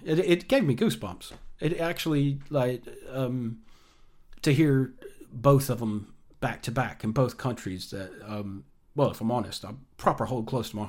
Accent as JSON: {"language": "English", "country": "United States", "moved": "yes", "lives_now": "United Kingdom", "said": "as me as an American living in what I think is a great nation."}